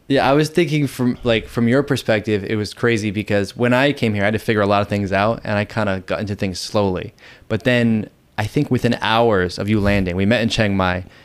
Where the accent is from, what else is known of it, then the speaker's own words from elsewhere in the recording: Boston, Massachusetts, United States; moved away as an adult; now in Thailand; I'm originally from Boston, Massachusetts, and I've been in Thailand for almost five years now